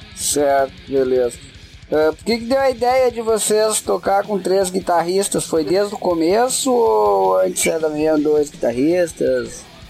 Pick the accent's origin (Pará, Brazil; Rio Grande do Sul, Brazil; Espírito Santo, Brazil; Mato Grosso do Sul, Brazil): Rio Grande do Sul, Brazil; Gaúcho; eu que também sou gaúcho